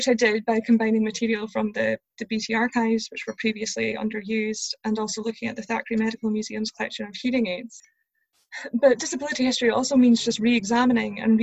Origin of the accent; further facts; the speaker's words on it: Scotland, United Kingdom; growing up in Scotland